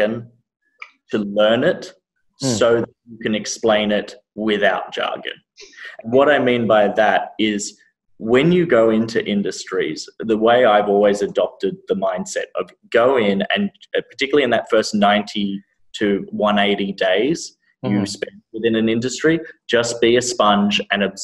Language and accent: English; Sydney, New South Wales, Australia; moved away as an adult; also born or lived in Vietnam / Thailand; now in United States; I was born and raised in Sydney. Moved to America 3.5 years ago.